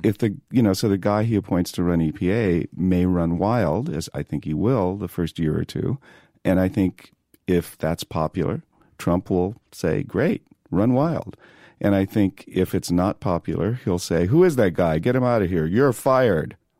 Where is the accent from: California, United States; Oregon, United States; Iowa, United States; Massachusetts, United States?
California, United States; San Diego; moved away as an adult; also born or lived in Boulder, Colorado; now in New York, United States; growing up in San Diego, I grew up surfing